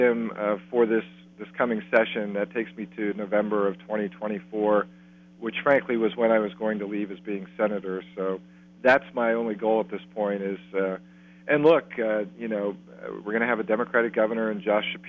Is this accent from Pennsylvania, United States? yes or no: yes; Columbia County, Pennsylvania, United States; I'm from Columbia County.